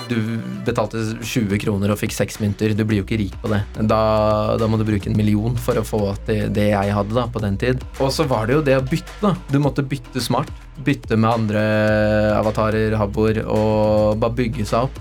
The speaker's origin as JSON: {"language": "Norwegian", "region": "Oslo", "country": "Norway", "tie": "born or raised there", "said": "født og oppvokst på Løkka"}